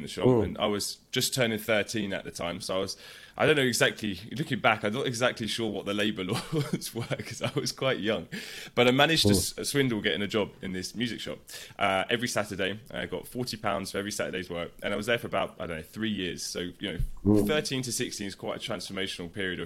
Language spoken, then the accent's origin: English; London, United Kingdom; So I'm from London, North London to be specific. I grew up in a place called Enfield